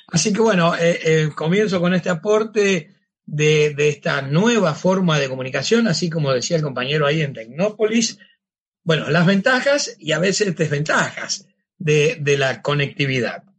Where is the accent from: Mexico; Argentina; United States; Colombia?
Argentina; Cañada de Gómez, Santa Fe; now in Rosario, Argentina; mi pueblo donde estudié, donde vivía, que era Cañada de Gómez